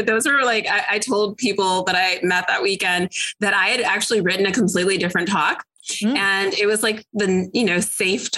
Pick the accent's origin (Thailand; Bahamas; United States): United States; Illinois; now in Atlanta, United States; I live outside of Atlanta, Georgia. I'm originally from Illinois